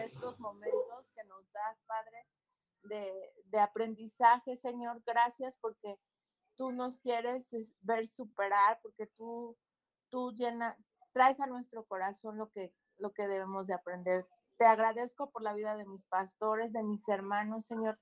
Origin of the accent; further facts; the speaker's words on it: Cuautla, Morelos, Mexico; mayoría somos de aquí de Cuautla, ¿no? Somos cuatro maestros de Cuautla